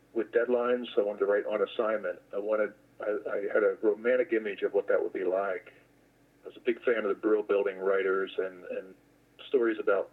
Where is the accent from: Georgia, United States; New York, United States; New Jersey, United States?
New Jersey, United States; I grew up in New Jersey